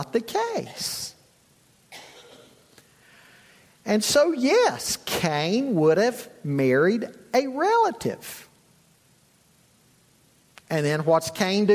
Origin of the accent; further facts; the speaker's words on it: Charlotte, North Carolina, United States; moved away; also born or lived in Boone's Mill, Virginia; I grew up in Charlotte.